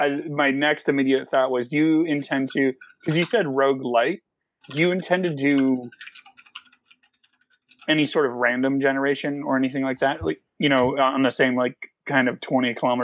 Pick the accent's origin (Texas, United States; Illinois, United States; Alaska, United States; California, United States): Alaska, United States; also born or lived in Vermont; I grew up in Alaska and Vermont, both bordering states that oftentimes get confused with Canada.